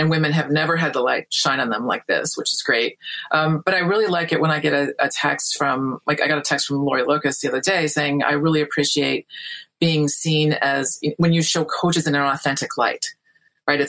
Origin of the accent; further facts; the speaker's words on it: Midwest, United States; I grew up in the Midwest